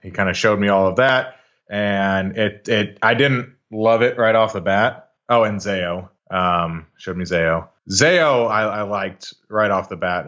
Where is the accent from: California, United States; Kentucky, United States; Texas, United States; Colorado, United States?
Texas, United States; Arlington; also born or lived in Washington State / Las Vegas; Grew up in, uh, Arlington, Texas, right in the heart of the D F W Metroplex. Um, born and raised here